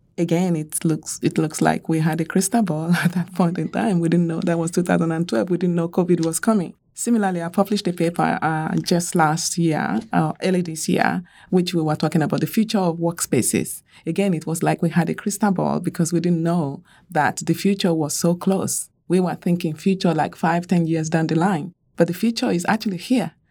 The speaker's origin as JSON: {"language": "English", "country": "Nigeria", "tie": "born or raised there", "said": "I grew up in Nigeria"}